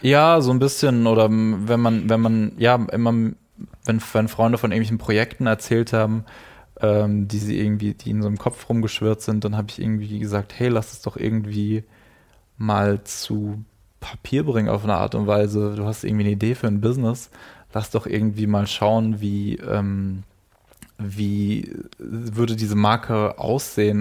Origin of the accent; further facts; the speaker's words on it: Germany; aus der Nähe von Frankfurt, mhm. ähm, also zwischen Würzburg, Frankfurt aus einem relativ kleinen Ort